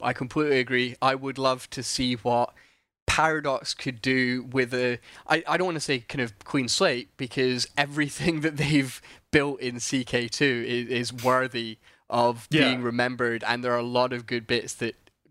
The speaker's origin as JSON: {"language": "English", "region": "Scotland", "country": "United Kingdom", "accent": "Scottish", "said": "I sound even sillier than I do with my weird Scottish accent, which is hard."}